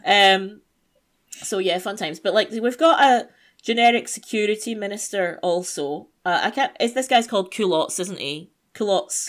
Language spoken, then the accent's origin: English; United Kingdom; I'm British.